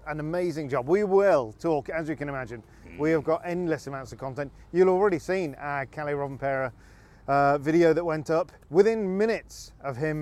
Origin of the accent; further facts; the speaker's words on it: Scotland, United Kingdom; As a Brit and as a Scot